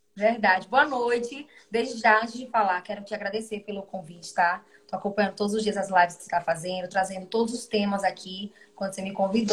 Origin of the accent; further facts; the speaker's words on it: Maceió, Alagoas, Brazil; also born or lived in Jaboatão dos Guararapes, Pernambuco; eu nasci em Jaboatão dos Guararapes, né, em Pernambuco, mas muito novinha fui para Maceió, então a minha vida toda foi em Alagoas.